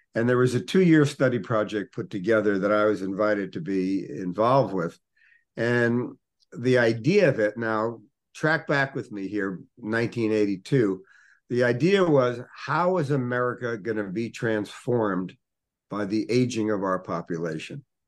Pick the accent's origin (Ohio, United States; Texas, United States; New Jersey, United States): New Jersey, United States; Newark; When I was a little boy, I grew up in Newark, New Jersey